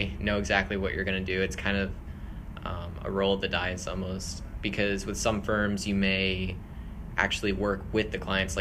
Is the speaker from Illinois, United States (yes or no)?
no; Edmonds, Washington, United States; I am from Edmonds, Washington, and I go to school at Whitworth University